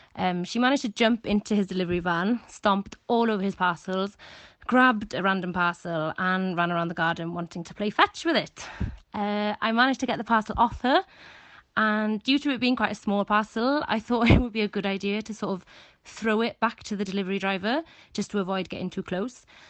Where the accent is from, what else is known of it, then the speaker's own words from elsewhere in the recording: West Wales, United Kingdom; I'm from West Wales